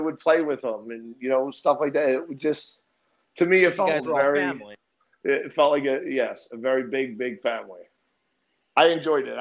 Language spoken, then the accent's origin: English; Linden, New Jersey, United States; moved away as an adult; now in Florida, United States; I grew up in Lindemall, New Jersey